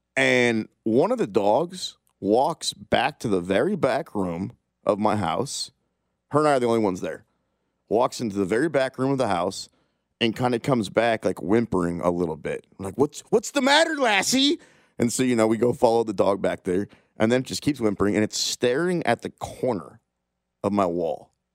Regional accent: Kansas City, Kansas, United States; I'm from Kansas City, right? Like I've lived here most of my life. Blue Valley Northwest High School

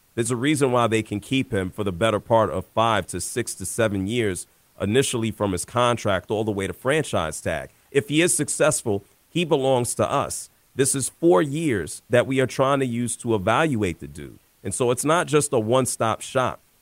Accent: New York, United States; I grew up in New York

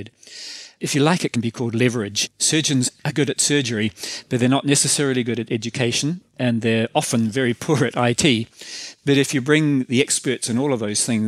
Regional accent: New Zealand; accent: New Zealander; as you can tell from my accent, I'm a New Zealander

